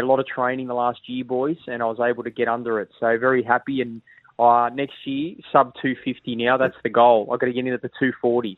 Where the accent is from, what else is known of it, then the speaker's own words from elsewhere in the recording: Sydney, New South Wales, Australia; moved away as an adult; now in Queensland, Australia; I was born in Mascot, moved to Maroubra when I was 12, lived in New South Wales for 30 years